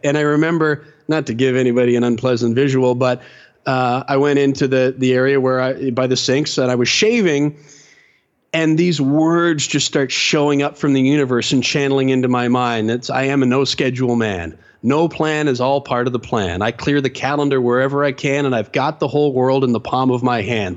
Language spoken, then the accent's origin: English; London, Ontario, Canada; I grew up in London, Ontario, Canada